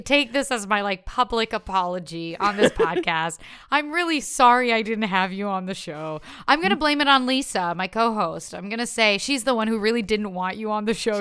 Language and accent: English; Ottawa, Ontario, Canada; first language French; English is a second language; moved away as an adult; also born or lived in Montreal; now in Toronto, Canada; French is my first language. I was born in Montreal, right. grew up in Ottawa.